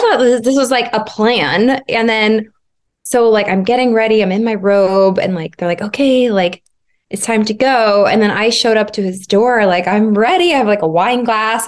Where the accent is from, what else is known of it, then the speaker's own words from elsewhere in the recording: Arizona, United States; moved away as an adult; also born or lived in Los Angeles, United States; I moved back to Arizona, my hometown, about six years ago